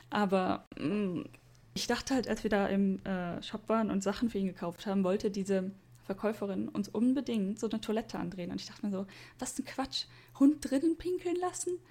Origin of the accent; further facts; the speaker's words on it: Germany; now in Japan; sowas gibt es bei uns in Deutschland